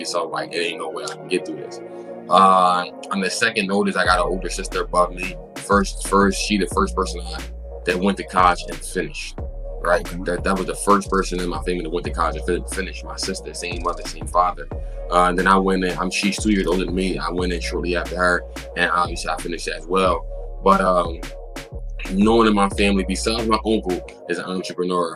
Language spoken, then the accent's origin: English; Philadelphia, Pennsylvania, United States; I'm from Philadelphia, the inner city. I grew up in North Philadelphia.